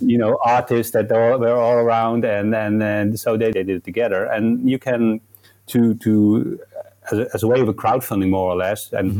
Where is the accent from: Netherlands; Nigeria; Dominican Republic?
Netherlands; Nijmegen, Gelderland; it's actually in my, my hometown in Nijmegen